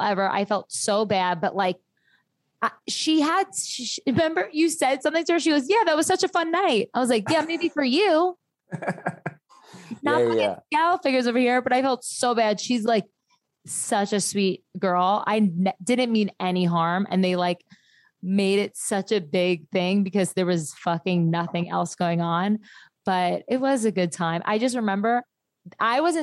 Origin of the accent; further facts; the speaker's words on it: New Jersey, United States; I'm from Jersey